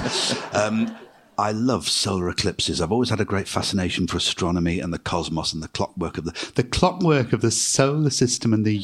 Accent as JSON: {"language": "English", "area": "Lancashire", "region": "North West England", "country": "United Kingdom", "tie": "born or raised there", "said": "I grew up in Lancashire, where everybody was very characterful"}